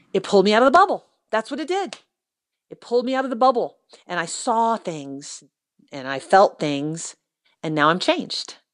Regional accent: United States; I am an American

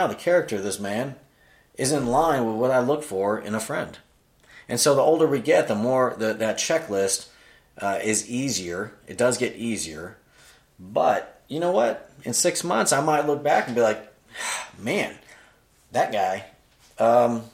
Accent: Florida, United States; moved away as an adult; also born or lived in Virginia / Greenville, South Carolina; I'm from Florida

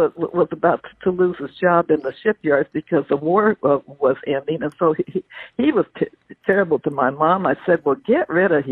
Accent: Wilmington, California, United States; also born or lived in Everett, Washington; now in San Diego, United States; I grew up in a housing project in Wilmington, California, right on the port area there.

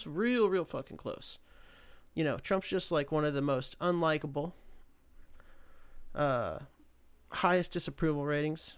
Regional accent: United States; part of being an American

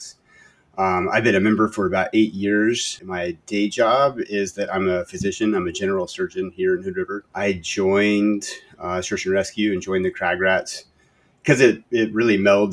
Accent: Texas, United States; moved away as an adult; also born or lived in Seattle; I grew up in Texas

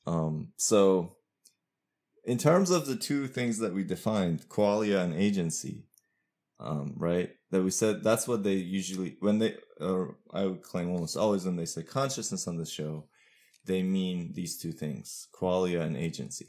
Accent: Iran; also born or lived in United States; now in Pittsburgh, United States; I'm from Iran originally, but I've lived most of my adult life in the U S.

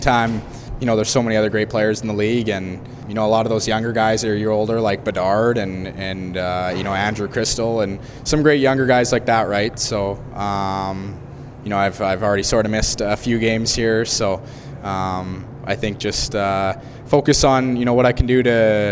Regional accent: Kamloops, British Columbia, Canada; I get to come back and play in my hometown in front of friends and family again

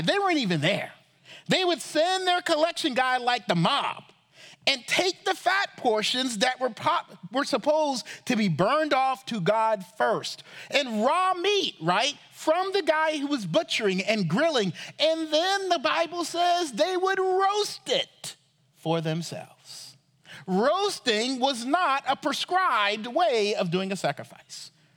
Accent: Charleston, South Carolina, United States; I grew up in Charleston, South Carolina

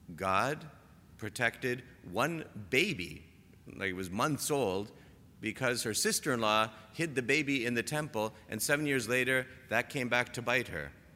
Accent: Toronto, Ontario, Canada; moved away; I'm from Toronto

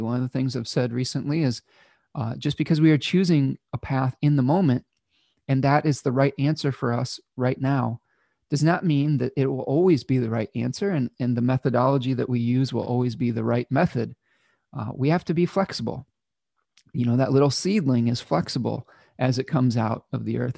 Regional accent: Ypsilanti, Michigan, United States; my hometown of Ypsilanti, Michigan

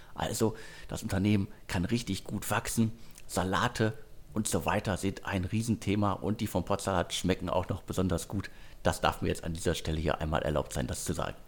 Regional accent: Ruhr area, North Rhine-Westphalia, Germany; meine Heimat, das Ruhrgebiet

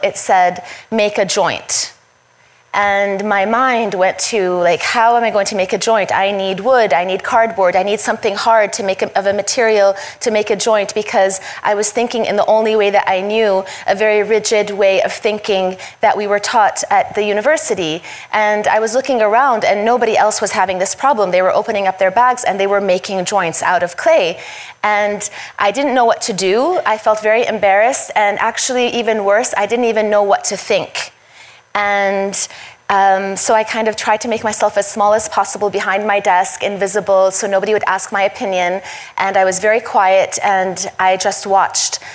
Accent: Syria; moved away; also born or lived in United States; when we moved to Syria from the United States

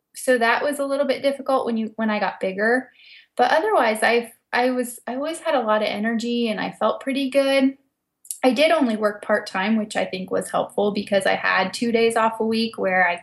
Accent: West-Central Ohio, United States; I ended up moving back to my hometown where I grew up and found a job in hospice care.

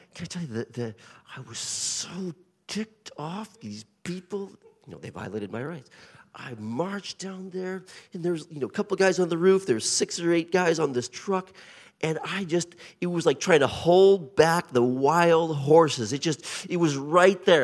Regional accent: Portland, Oregon, United States; accent: colonial twang; moved away as an adult; also born or lived in Japan / central New York State; now in Chertsey, United Kingdom; I was raised in Portland, Oregon.

